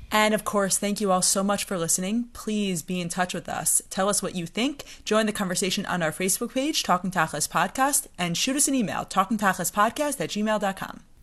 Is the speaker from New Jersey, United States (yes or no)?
yes; Bergenfield, New Jersey, United States; I'm actually also from Bergenfield